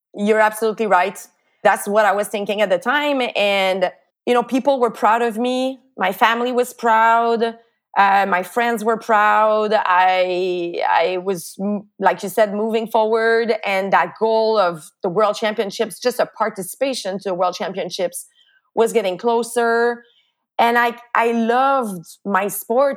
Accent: Montreal, Quebec, Canada; my little town where I grew up in Lachine on the island of Montreal.

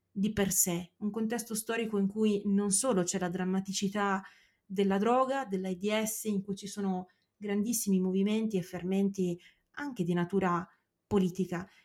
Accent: San Patrignano area, Emilia-Romagna, Italy; per quanto riguarda San Patrignano è bello da vedere perché è eh, chiaramente la mia terra.

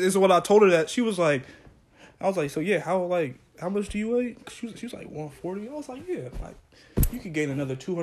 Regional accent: Portland, Oregon, United States

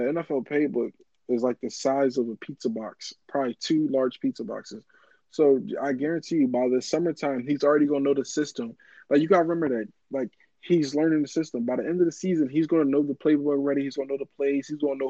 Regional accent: Philadelphia, Pennsylvania, United States; I'm from Philly, all right? Born and raised.

